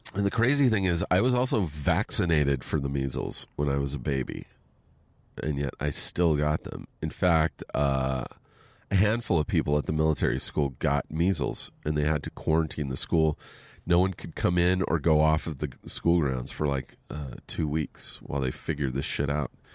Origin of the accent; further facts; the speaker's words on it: Southern California, United States; also born or lived in Pennsylvania; I grew up here in Southern California, but I got sent to a military school in Pennsylvania